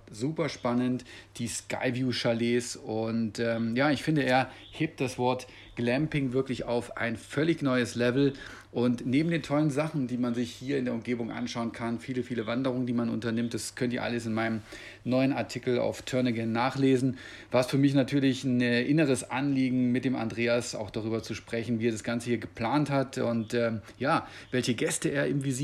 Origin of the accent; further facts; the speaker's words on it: Munich, Bavaria, Germany; du hast äh, vor gar nicht allzu langer Zeit noch als Fotograf in meiner Heimatstadt in München gearbeitet